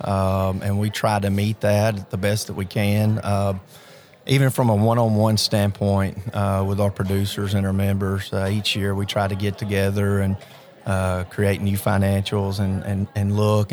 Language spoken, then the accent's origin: English; Henderson County, Tennessee, United States; I grew up in Henderson County on a small farm